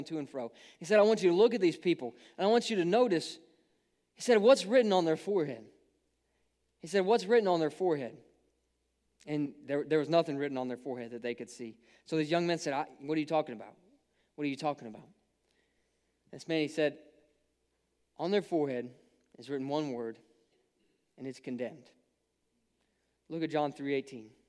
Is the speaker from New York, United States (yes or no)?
no; Ohio, United States; I grew up in Ohio